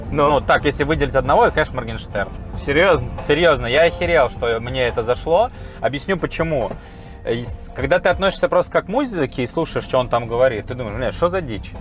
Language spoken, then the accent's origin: Russian; Volgograd, Volgograd Oblast, Russia; moved away; also born or lived in Moscow; я, ну, сам из Волгограда